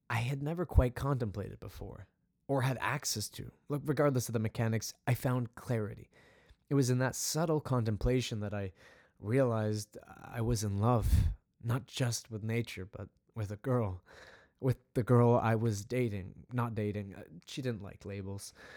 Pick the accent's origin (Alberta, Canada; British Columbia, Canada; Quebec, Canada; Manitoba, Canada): British Columbia, Canada; Vancouver; I grew up in Western Canada, specifically Vancouver, Canada